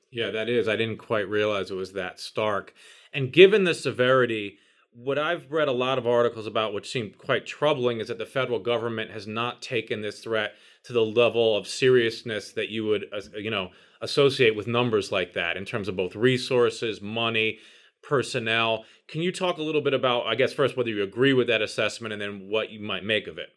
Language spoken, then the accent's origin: English; New York City, New York, United States; I grew up in New York City